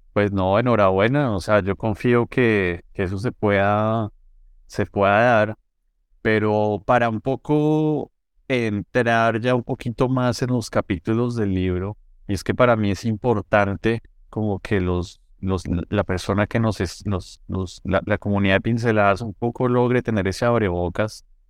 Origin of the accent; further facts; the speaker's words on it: Colombia; yo como colombiano